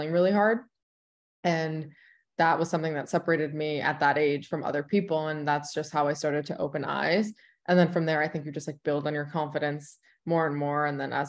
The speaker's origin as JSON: {"language": "English", "region": "New York", "country": "United States", "also_born_or_lived": "Indiana / Houston / North Carolina / Los Angeles", "moved": "as an adult", "lives_now": "Chicago, United States", "said": "I'm from New York"}